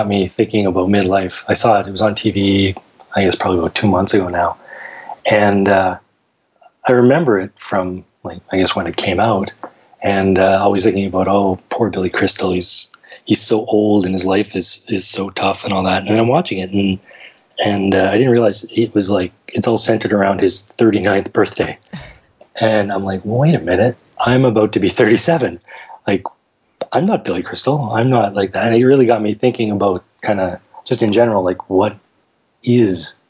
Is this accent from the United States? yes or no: no; Saskatoon, Saskatchewan, Canada; also born or lived in Nova Scotia; I was born in Nova Scotia, moved to Saskatchewan when I was 8, been in Saskatoon for pretty much the rest of my life.